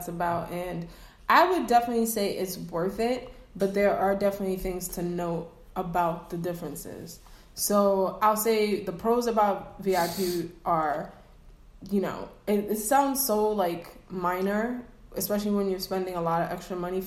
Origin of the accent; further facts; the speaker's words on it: East Coast, United States; now in Atlanta, United States; we're both from the East Coast.